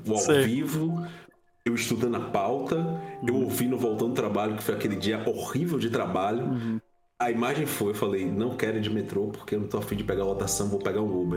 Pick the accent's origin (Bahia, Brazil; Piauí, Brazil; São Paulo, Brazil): Bahia, Brazil; Feira de Santana; also born or lived in Itabuna; eu sou baiano, é, nascido em Itabuna, mas fui criado em Feira de Santana, que é a segunda maior cidade do estado da Bahia.